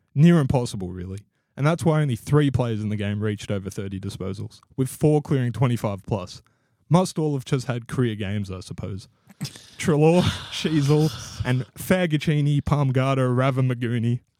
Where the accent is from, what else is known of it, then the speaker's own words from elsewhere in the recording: Victoria, Australia; also born or lived in Queensland; now in Gold Coast, Australia; growing up in Victoria